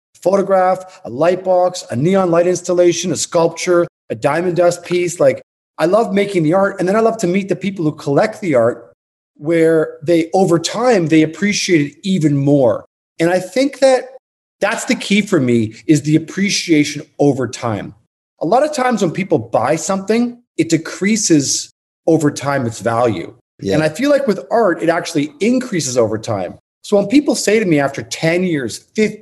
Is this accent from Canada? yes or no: yes; Toronto, Ontario, Canada; moved away as an adult; now in New York, United States; I'm originally from Toronto. And I moved to New York in 1994